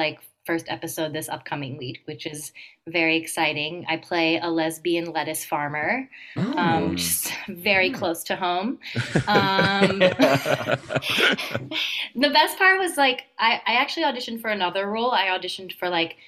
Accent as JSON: {"language": "English", "town": "Erie", "region": "Pennsylvania", "country": "United States", "said": "I'm from Erie, Pennsylvania is technically Midwest"}